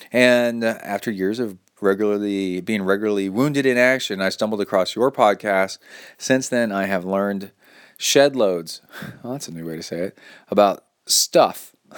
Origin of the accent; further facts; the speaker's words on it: Key West, Florida, United States; several years ago, I dreamed up of doing my own solo long course triathlon right here in my hometown, the island of Key West, Florida.